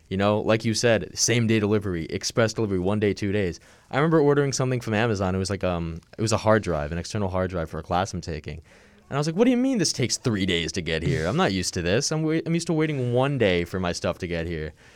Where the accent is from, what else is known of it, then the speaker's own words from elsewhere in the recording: Long Island, New York, United States; I'm from Long Island